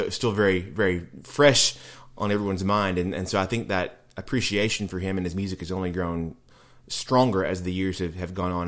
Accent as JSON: {"language": "English", "town": "Nashville", "region": "Tennessee", "country": "United States", "tie": "born or raised there", "said": "I grew up here in Nashville, went to public school here in Nashville"}